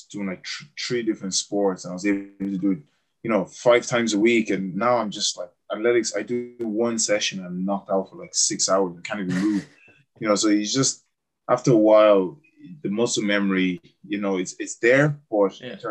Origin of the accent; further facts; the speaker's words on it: Cameroon; moved away; remembering where I came from, you know, and when I went back to Cameroon, I just went to an orphanage in my hometown where I'm from.